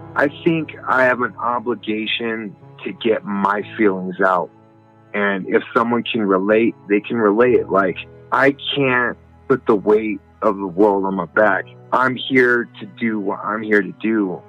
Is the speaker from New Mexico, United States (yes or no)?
yes; Albuquerque, New Mexico, United States; I come from Albuquerque, New Mexico